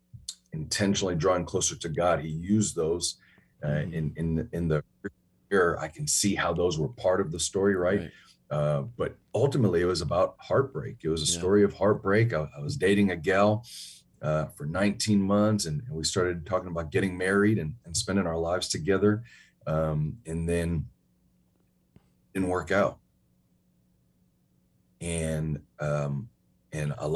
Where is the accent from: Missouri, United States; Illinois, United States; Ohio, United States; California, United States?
Illinois, United States; Chicago; moved away; also born or lived in New York / Huntsville, Texas; I'm born in New York. I grew up in Chicago.